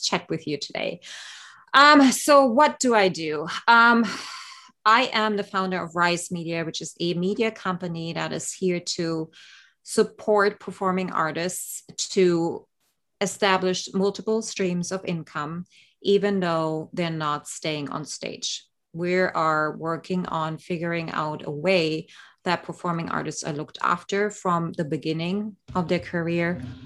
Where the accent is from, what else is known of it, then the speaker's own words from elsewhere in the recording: East Germany, Germany; moved away; I grew up actually in East Germany behind the Iron Curtain in the 70s and 80s.